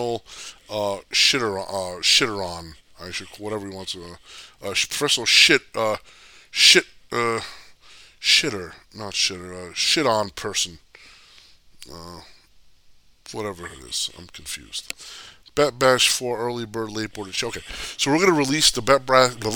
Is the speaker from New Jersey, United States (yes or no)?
yes; New Jersey, United States; I grew up in the Northeast in Jersey